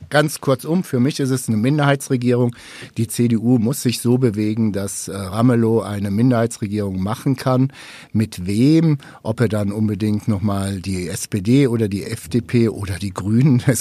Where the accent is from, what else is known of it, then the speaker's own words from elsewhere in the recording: North Rhine-Westphalia, Germany; Du kommst ursprünglich aus NRW, ich komme aus NRW.